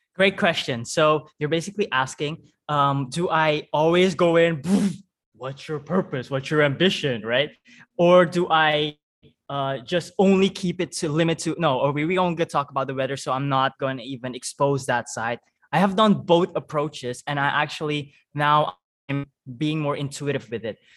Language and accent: English; Suriname; accent: Surinamese; English is a second language; moved away as an adult; also born or lived in Netherlands; I speak Dutch with a Surinamese accent